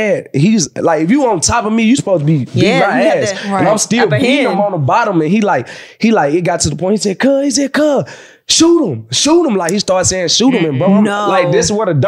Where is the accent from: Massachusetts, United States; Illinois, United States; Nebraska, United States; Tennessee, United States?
Tennessee, United States; Memphis; I'm from Memphis